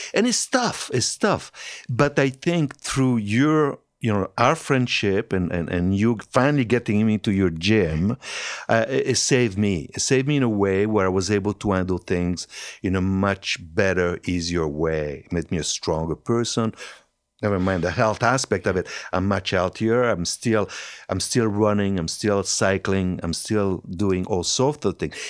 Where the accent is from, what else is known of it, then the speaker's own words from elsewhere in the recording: Hauts-de-France, France; accent: French; English is a second language; moved away as an adult; also born or lived in Italy; now in Canada; I was raised in France